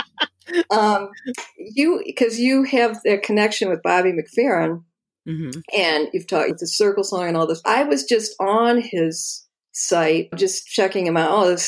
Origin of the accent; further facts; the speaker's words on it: Toledo, Ohio, United States; I grew up in Toledo, Ohio, which is the hometown of Art Tatum